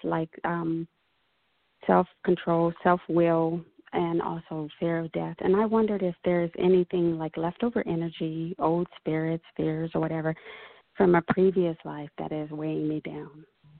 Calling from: Los Angeles, California, United States; Los Angeles.

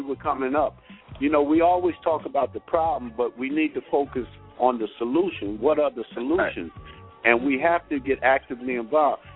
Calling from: New Jersey, United States; I'm calling from New

